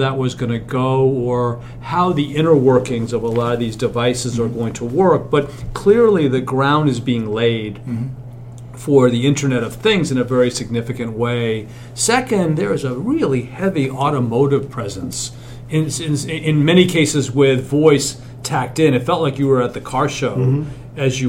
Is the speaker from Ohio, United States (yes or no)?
no; New York City, New York, United States; I grew up in New York City